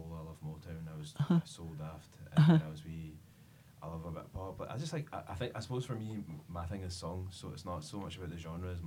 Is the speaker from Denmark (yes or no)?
no; Ayrshire, Scotland, United Kingdom; I grew up in Ayrshire